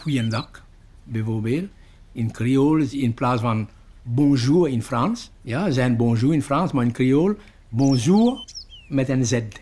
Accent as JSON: {"language": "Dutch", "country": "Mauritius", "tie": "born or raised there", "second_language": "Dutch", "moved": "as an adult", "lives_now": "Belgium", "said": "Ik kom uit Eiland Mauritius"}